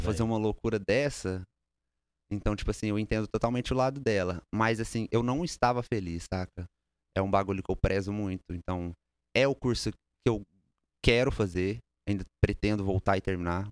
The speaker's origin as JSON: {"language": "Portuguese", "town": "Uberlândia", "region": "Minas Gerais", "country": "Brazil", "moved": "yes", "lives_now": "United States", "said": "Sou de Uberlândia, Minas Gerais."}